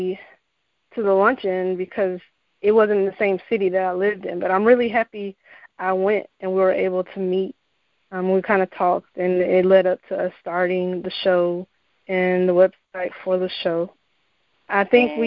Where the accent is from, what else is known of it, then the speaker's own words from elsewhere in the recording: Central Florida, United States; also born or lived in Arizona; I was born and raised in Central Florida